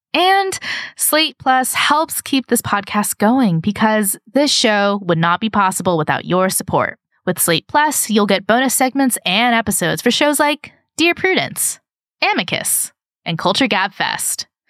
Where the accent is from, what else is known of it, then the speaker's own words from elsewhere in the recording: California, United States; we are also California brands